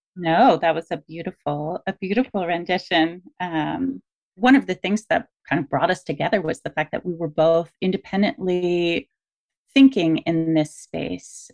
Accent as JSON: {"language": "English", "town": "Miami", "region": "Florida", "country": "United States", "tie": "born or raised there", "said": "I grew up in Miami"}